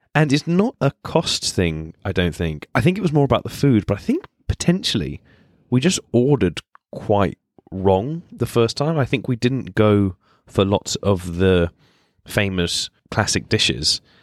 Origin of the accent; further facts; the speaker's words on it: Spain; now in London, United Kingdom; I was born and brought up in Spain. So I've grown up having lots of tapas